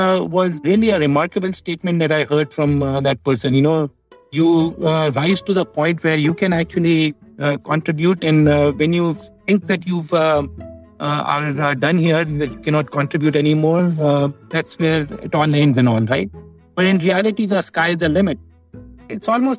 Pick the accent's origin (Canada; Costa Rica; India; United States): India; I grew up in India